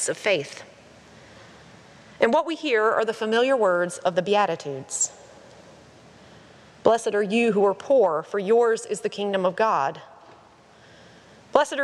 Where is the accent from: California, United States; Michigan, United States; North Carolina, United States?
North Carolina, United States; Statesville; my hometown of Statesville, North Carolina